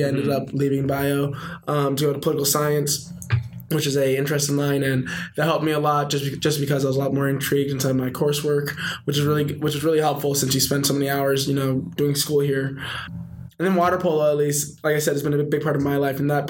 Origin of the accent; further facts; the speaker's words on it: Chicago, Illinois, United States; moved away as an adult; now in Santa Clara, United States; I'm from Chicago, great city, best city in the world